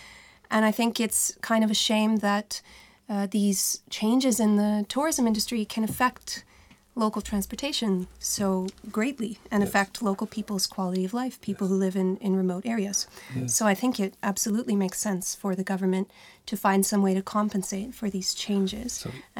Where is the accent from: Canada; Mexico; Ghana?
Canada; now in Iceland; I grew up in Canada.